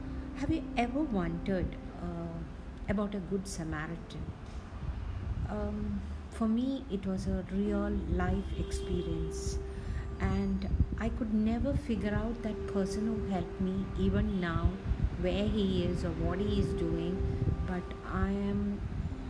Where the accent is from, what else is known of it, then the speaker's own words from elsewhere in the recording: Kochi, Kerala, India; moved away; Cochin. So that's where my hometown is.